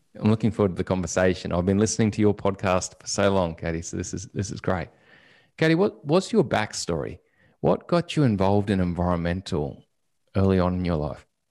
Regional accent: Australia

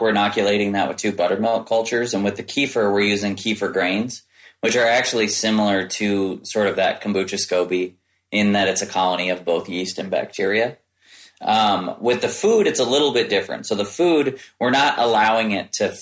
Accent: Midwest, United States; I grew up in the Midwest

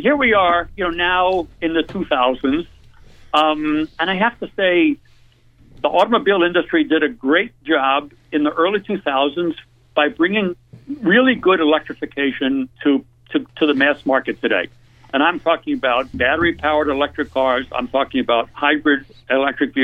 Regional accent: East Coast, United States; moved away as an adult; also born or lived in Detroit; I grew up on the East Coast, if you haven't figured that out from how I speak a little bit

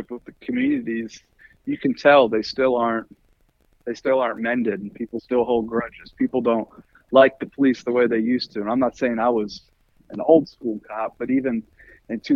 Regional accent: Chesterfield area, Virginia, United States; also born or lived in Chicago, Illinois; Chesterfield area, for the most part. I was born in Chicago, lived in the Detroit area for a little bit, and then came to Richmond when I was about 11

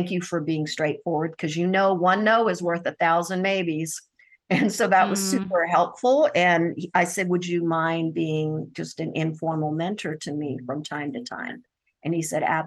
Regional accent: Deep South, United States; also born or lived in India; I was born in India. My parents were actually refugees from what is now Pakistan into what is now India. And then my father came to the United States to get his PhD and then brought us over. So I was five when I came to the US And we were raised in the Deep

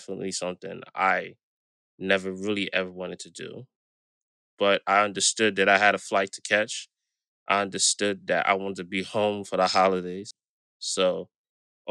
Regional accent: New York City, New York, United States; I grew up in Brooklyn, New York, born and raised

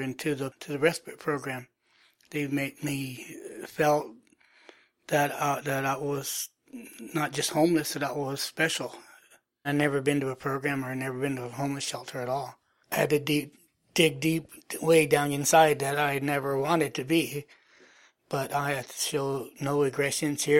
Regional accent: Morgan Hill, California, United States; also born or lived in San Jose; I was born in San Jose, but I was raised in Morgan Hill.

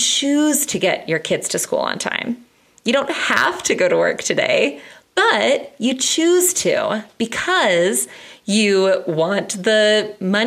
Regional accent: United States; as an American

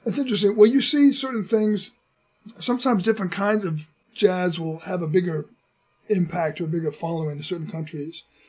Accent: United States; as an American

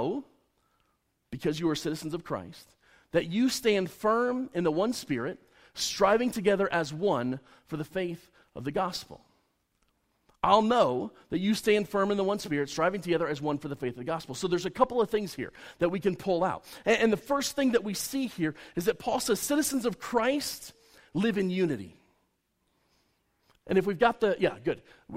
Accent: United States

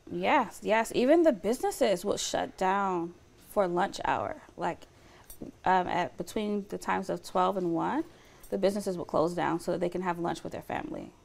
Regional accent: Lithonia, Georgia, United States; moved away as an adult; now in Fresno, United States; I grew up in Atlanta, Georgia. Um, well, on the outskirts of Atlanta, Georgia, um, in the metro Atlanta area in Lithonia

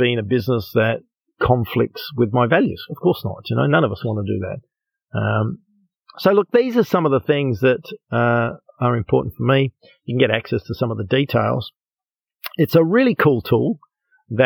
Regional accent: Australia; I'm from Australia

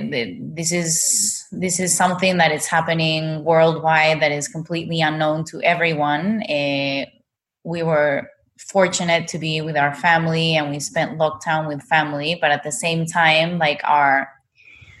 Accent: Lima, Peru; moved away as an adult; also born or lived in Bali, Indonesia; now in Ubud, Indonesia; I was born and raised in Peru, and now with my husband and my daughter, we've been living in Bali for over 4 years now

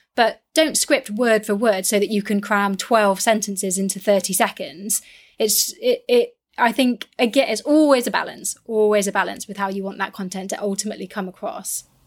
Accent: West Country, South West England, United Kingdom; I'm from the West Country

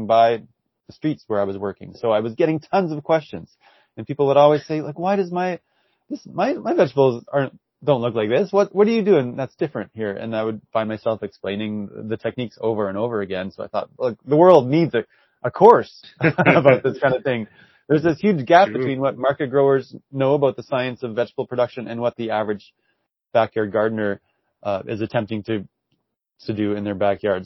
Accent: Saskatoon, Saskatchewan, Canada; I'm from Saskatoon and born and raised here

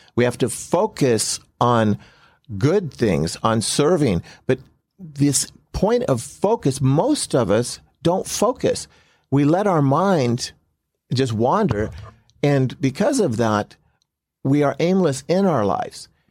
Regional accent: Compton, California, United States; I grew up in Compton

